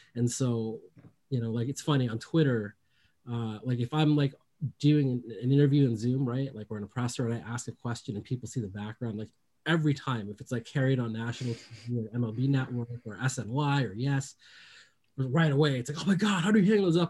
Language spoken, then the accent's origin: English; Bay Area, California, United States; I grew up in the Bay Area